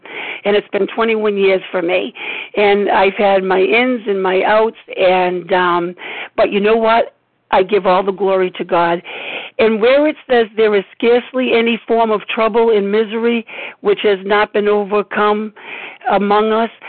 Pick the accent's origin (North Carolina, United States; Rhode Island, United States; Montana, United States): Rhode Island, United States; You know, I'm from Rhode Island.